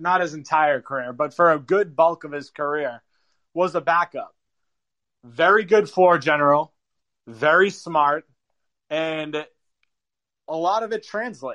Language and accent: English; New England, United States; I'm from New England, where Tom Brady was God for, you know, 15 years, 18, whatever it was